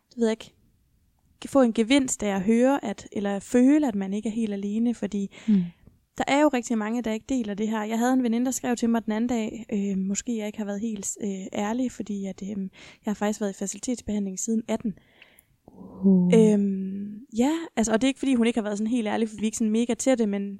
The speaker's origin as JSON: {"language": "Danish", "town": "Esbjerg", "region": "Southern Denmark", "country": "Denmark", "said": "Jeg er jo fra Esbjerg"}